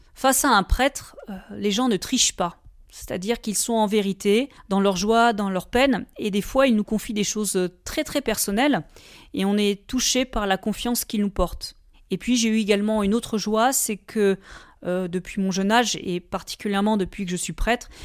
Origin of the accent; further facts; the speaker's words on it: Valence plain, Auvergne-Rhône-Alpes, France; Je suis originaire de la plaine de Valence, c'est-à-dire cette plaine composée d'arbres fruitiers entre Valence et les contreforts du Vercors